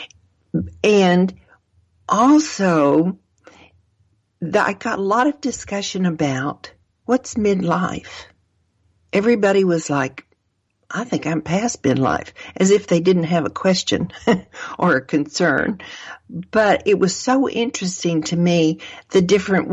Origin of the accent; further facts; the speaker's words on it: Arkansas, United States; I was raised in Arkansas